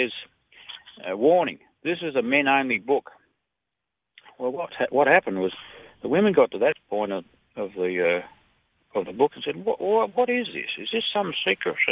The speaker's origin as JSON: {"language": "English", "country": "Australia", "said": "I'm an Aussie guy"}